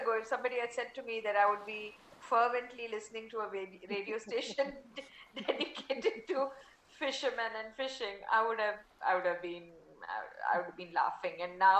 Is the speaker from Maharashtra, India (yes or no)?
yes; Mumbai, Maharashtra, India; first language Tamil; English is a second language; I grew up in Mumbai, so I'm very comfortable with Hindi and English in terms of writing lyrics. But to pen lyrics, Tamil is my mother tongue